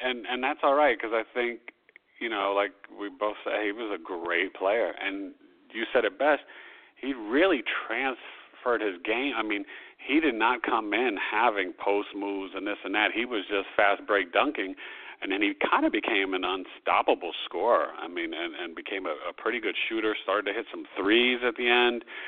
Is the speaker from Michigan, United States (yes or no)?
no; New York, United States; I love my hometown